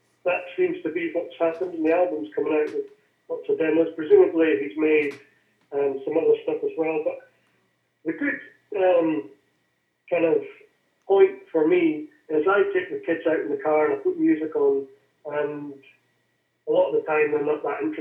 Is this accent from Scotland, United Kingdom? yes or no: yes; Aberdeen, Scotland, United Kingdom; also born or lived in London; now in West Highlands, United Kingdom; I'm from Aberdeen and that's my home team. Although I live in the West Highlands now.